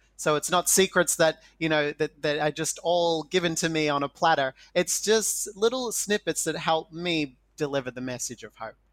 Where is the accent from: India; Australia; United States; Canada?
Australia; I'm Indigenous Australian